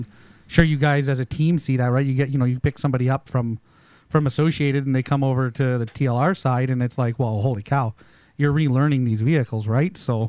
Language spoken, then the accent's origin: English; Canada; we're Canadian